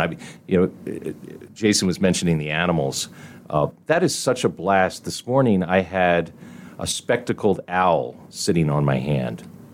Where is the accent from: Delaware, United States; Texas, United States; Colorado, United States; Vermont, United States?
Delaware, United States; moved away as an adult; now in Indianapolis, United States; I grew up in Delaware